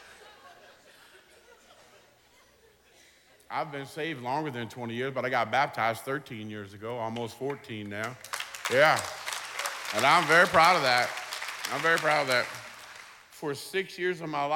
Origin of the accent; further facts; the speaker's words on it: New Orleans, Louisiana, United States; now in Waveland, United States; I'm from New Orleans, but I live in Waveland, Mississippi, on the Mississippi Gulf Coast